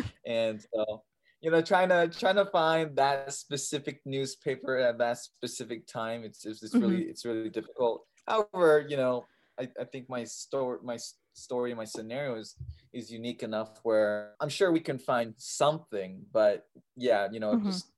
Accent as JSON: {"language": "English", "town": "Seattle", "region": "Washington", "country": "United States", "tie": "born or raised there", "also_born_or_lived": "Taiyuan, China", "said": "as you heard. I'm adopted from China. I was adopted at just 6 years old. And I believe the province was, I'm going to butcher the name, but Taiyuan Shanxi. And I was adopted to a loving family in Seattle"}